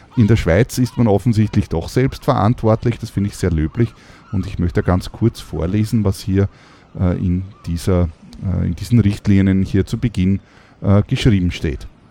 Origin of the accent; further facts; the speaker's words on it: Austria; bei uns in Österreich